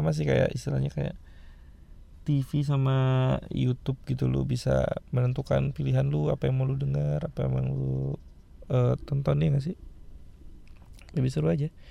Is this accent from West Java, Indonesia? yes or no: yes; Bandung, West Java, Indonesia; now in Tangerang, Indonesia; notabene gue gue orang Bandung ya asli cuman karena gue kerja jadi gue tinggal di Jakarta rumah gue di Tangerang gitu